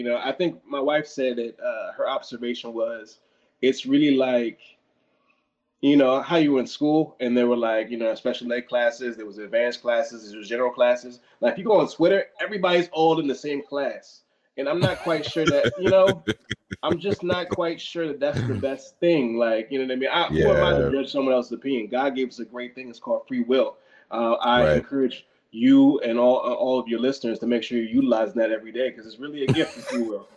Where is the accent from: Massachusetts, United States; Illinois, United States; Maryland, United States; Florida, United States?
Maryland, United States; Temple Hills; I'm from down the street from Temple Hills